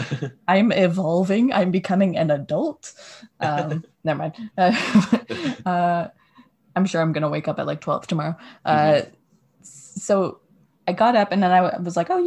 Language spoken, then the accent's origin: English; Canada; we're Canadian